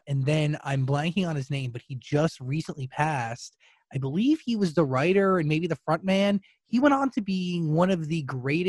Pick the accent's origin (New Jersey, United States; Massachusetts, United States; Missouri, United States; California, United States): New Jersey, United States; Wayne; now in Los Angeles, United States; dude, I'm from Wayne, New Jersey, which houses